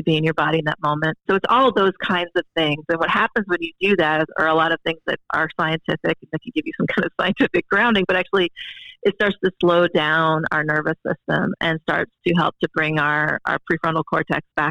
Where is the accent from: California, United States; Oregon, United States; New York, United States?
California, United States; Berkeley; I grew up in Berkeley, California